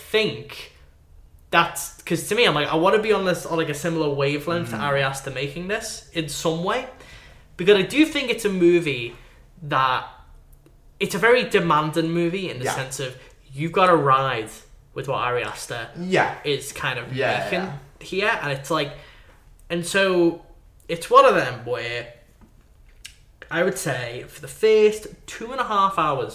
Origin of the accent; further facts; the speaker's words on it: United Kingdom; we're British.